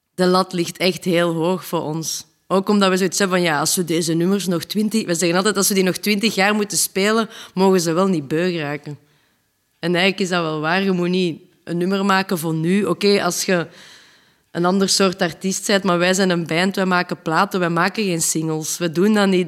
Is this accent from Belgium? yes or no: yes; Leuven, Flanders, Belgium; we zijn een band van België uit Leuven